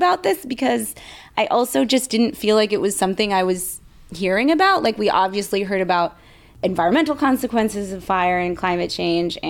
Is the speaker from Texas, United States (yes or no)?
no; Bay Area, California, United States; growing up in the Bay Area